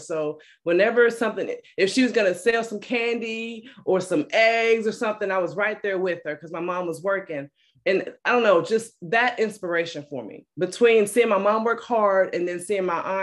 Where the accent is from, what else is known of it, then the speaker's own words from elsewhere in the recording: Alabama, United States; also born or lived in Detroit, Michigan; I'm originally from Detroit, Michigan. I moved to Alabama when I was a little girl and pretty much been raised by my mom